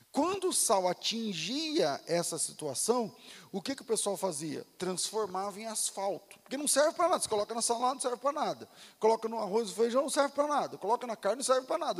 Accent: Mato Grosso, Brazil; lá no Mato Grosso, na cidade onde eu, onde eu nasci e fui criado

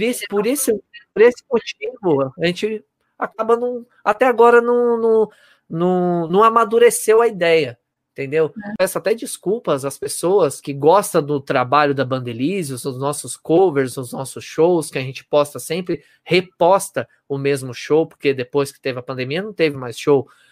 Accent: Osasco, São Paulo, Brazil; Eu sou de Osasco

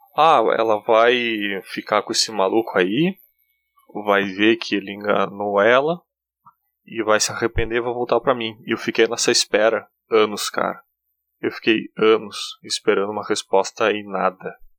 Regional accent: Rio Grande do Sul, Brazil; accent: German-colonist interior accent; Eu sou do Rio Grande do Sul, eu sou do interior. O meu sotaque é uma merda mesmo, tá?

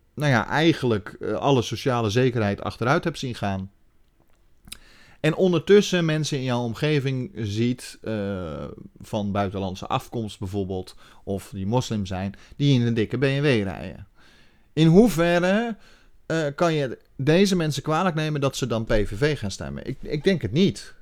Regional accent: Netherlands

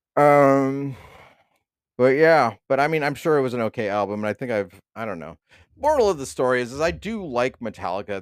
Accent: East Bay, California, United States; I'm from the East Bay

